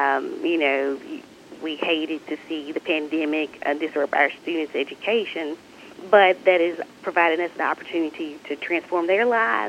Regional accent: Batesville, Mississippi, United States; I'm originally from Batesville, so not too far away from Northwest or your community as well. But I grew up there and attended the University of Mississippi

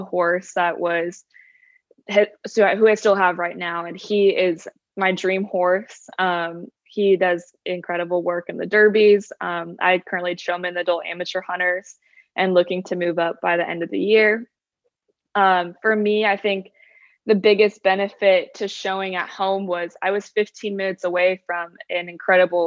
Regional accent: Orange County, California, United States; moved away as an adult; now in Savannah, United States; I am from Orange County, California.

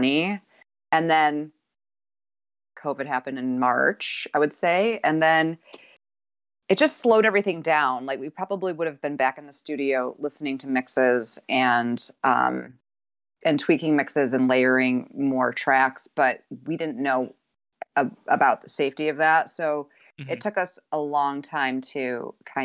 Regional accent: Utica, New York, United States; moved away as an adult; now in Ithaca, United States; I was born in the Utica area and grew up there.

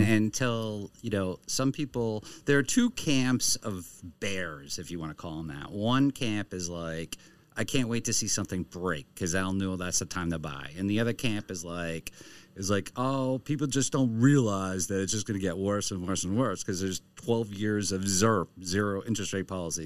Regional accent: Maine, United States; I'm from Maine

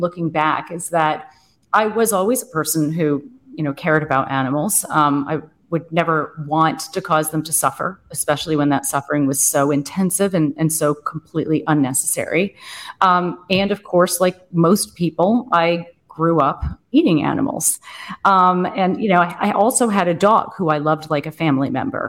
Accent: Boston, East Coast, United States; moved away as an adult; now in Germany; I'm American. And yeah, I grew up on the East Coast. Most of my life I was in Boston

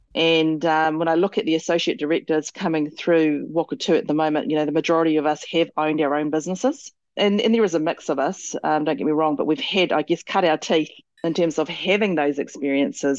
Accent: Motueka, Tasman, New Zealand; I grew up here in Motueka

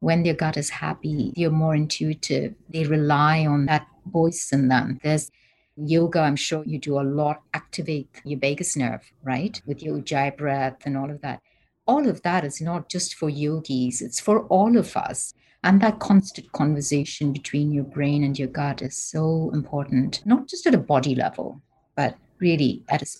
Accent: Bangalore, Karnataka, India; moved away as an adult; now in United States; I'm from India.

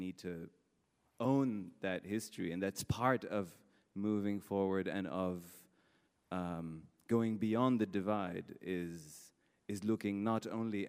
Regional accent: Morocco; my growing up in Morocco

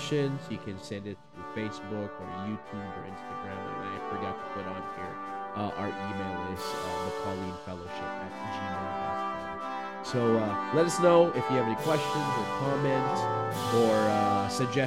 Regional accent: Philippines; English is a second language; you're also going to hear a little bit of an accent, a lot bit maybe, because I am from the Philippines

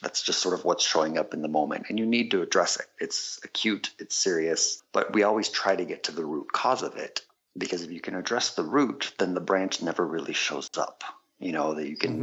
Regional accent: San Diego, California, United States; also born or lived in Quebec, Canada; I grew up in San Diego in part, and then in part in Quebec, Canada

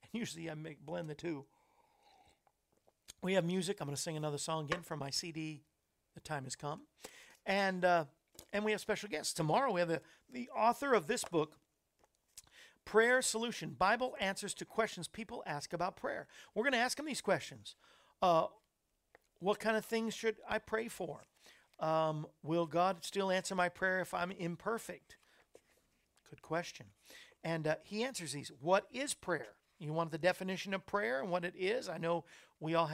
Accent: Orlando, Florida, United States; also born or lived in West Palm Beach, Florida; I grew up in Florida in Orlando

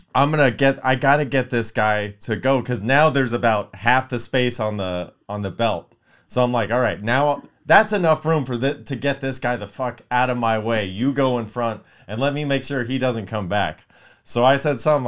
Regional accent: Palmdale, California, United States; I'm from Palmdale, you know, not too far from here

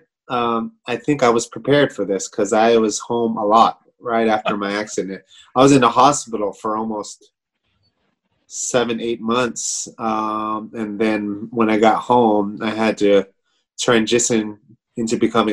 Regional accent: Hayward, California, United States; moved away as an adult; also born or lived in Philippines; I grew up in the Bay Area, actually Hayward, California.

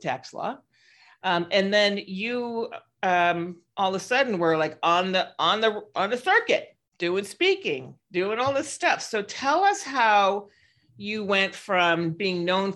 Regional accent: San Francisco, California, United States; I'm from San Francisco.

